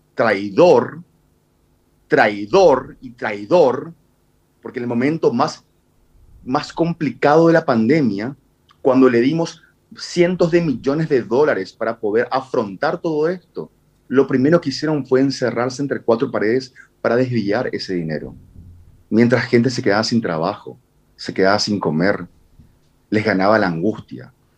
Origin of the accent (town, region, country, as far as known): Asunción, Paraguay